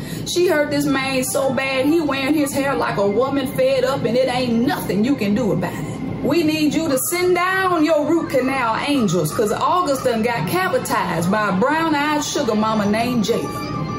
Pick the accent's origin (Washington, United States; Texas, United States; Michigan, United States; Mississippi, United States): Mississippi, United States; my home state of Mississippi